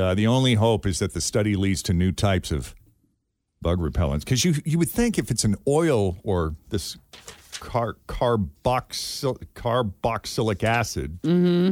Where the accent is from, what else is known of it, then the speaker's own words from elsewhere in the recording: Boston, Massachusetts, United States; I'm from Boston.